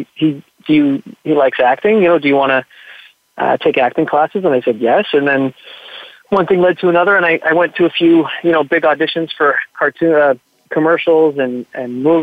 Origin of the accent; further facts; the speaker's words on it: Montreal, Quebec, Canada; I grew up in Montreal, in Quebec